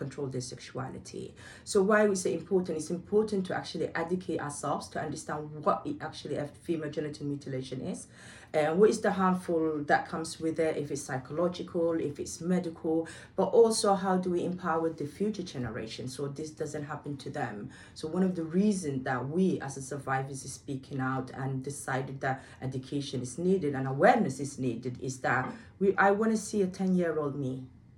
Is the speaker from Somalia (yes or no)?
yes; Somaliland, Somalia; now in United Kingdom; I was born in Somalia, and it's known as Somaliland now